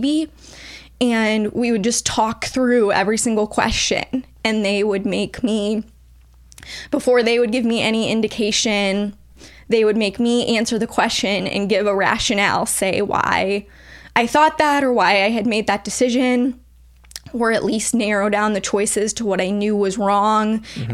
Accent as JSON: {"language": "English", "town": "St. Louis", "region": "Missouri", "country": "United States", "said": "I am from the St. Louis area originally"}